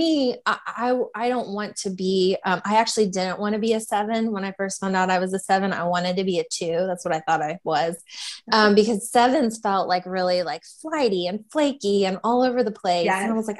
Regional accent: Louisville, Kentucky, United States; I am from the Louisville, Kentucky area

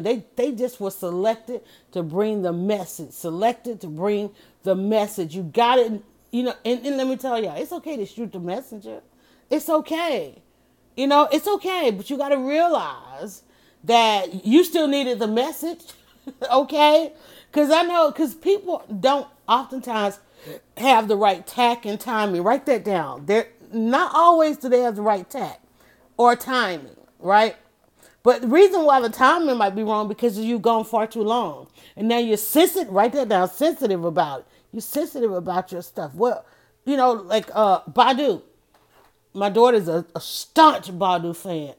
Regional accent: Atlanta, Georgia, United States; I was born here and I ain't never, I have not left yet

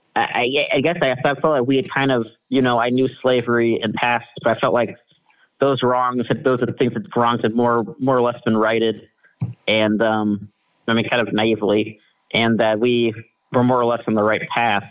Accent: Kansas, United States; I'm a I'm a Kansan. I'm a local. I'm from Kansas originally

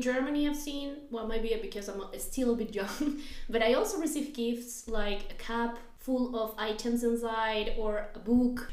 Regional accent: Peru; moved away; I come from Peru

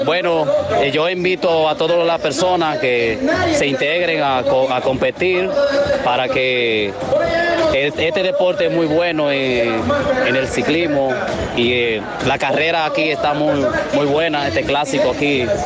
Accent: Soto, La Vega, Dominican Republic; Vengo de la comunidad de Soto, La Vega

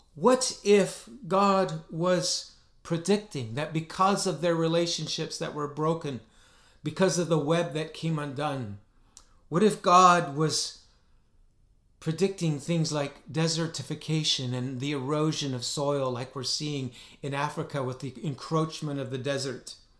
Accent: northern Alberta, Canada; my hometown in northern Alberta

